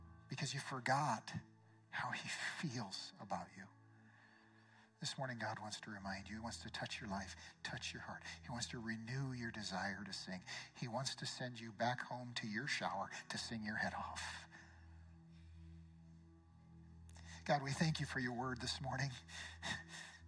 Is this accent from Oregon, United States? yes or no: yes; Eugene, Oregon, United States; my hometown of Eugene